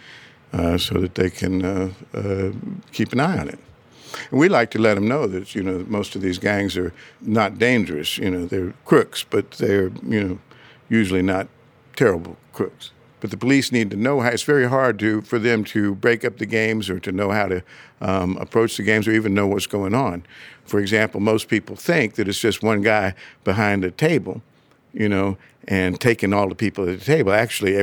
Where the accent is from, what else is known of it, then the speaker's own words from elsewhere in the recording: Clarksville, Tennessee, United States; now in Los Angeles, United States; being a preacher's kid in Clarksville, Tennessee